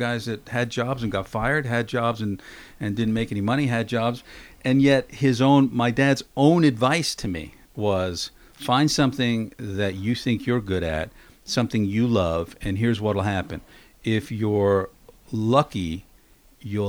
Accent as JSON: {"language": "English", "town": "New York City", "region": "New York", "country": "United States", "tie": "born or raised there", "said": "I grew up in Queens, just outside of Manhattan"}